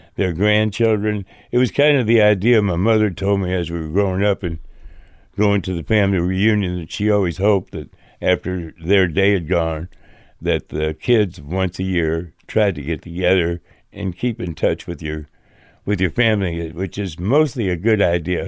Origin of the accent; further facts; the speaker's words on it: Chicago, Illinois, United States; we were born and raised in Chicago area.